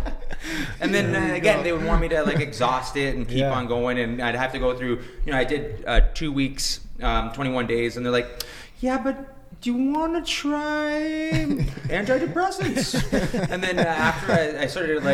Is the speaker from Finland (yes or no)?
no; Canada; as a Canadian